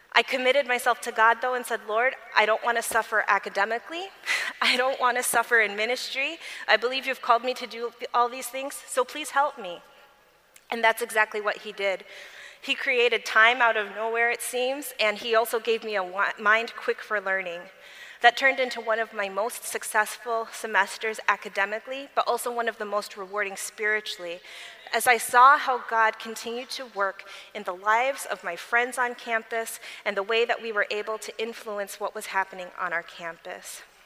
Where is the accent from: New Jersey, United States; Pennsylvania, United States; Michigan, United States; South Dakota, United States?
Michigan, United States; Berrien Springs; I grew up in Berrien Springs, Michigan, at Andrews University with Adventist parents